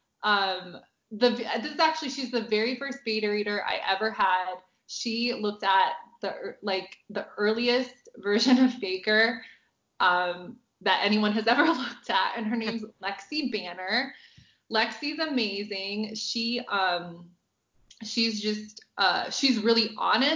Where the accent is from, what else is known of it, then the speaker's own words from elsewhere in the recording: United States; I obviously am not from England, I'm American